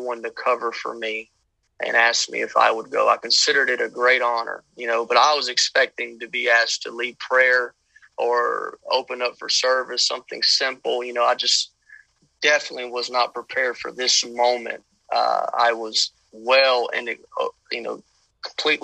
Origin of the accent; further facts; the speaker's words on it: Louisiana, United States; moved away as an adult; now in Odessa, United States; I'm originally from Louisiana, born and raised